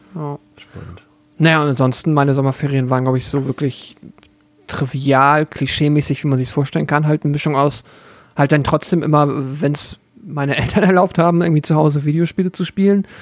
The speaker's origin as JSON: {"language": "German", "region": "Schleswig-Holstein", "country": "Germany", "tie": "born or raised there", "moved": "yes", "said": "in dem Dorf, wo ich herkomme"}